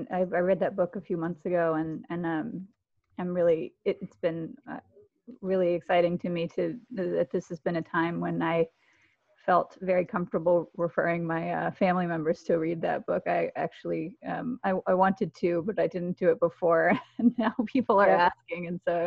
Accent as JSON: {"language": "English", "town": "Atlanta", "region": "Georgia", "country": "United States", "tie": "born or raised there", "said": "Yes, Atlanta, Georgia, my hometown."}